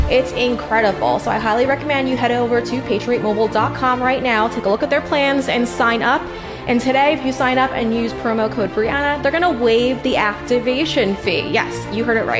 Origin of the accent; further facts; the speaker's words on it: New York, United States; moved away as an adult; now in Florida, United States; I come from New York too, and I moved to Florida.